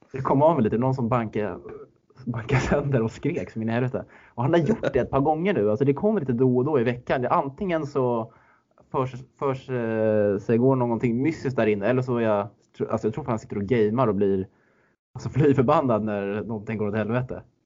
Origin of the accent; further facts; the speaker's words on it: Stockholm, Stockholm County, Sweden; moved away; som den stockholmare man är